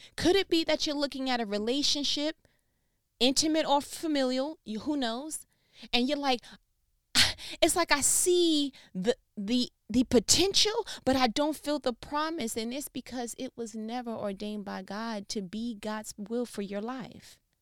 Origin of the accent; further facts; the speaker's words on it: New York, United States; I'm from New York.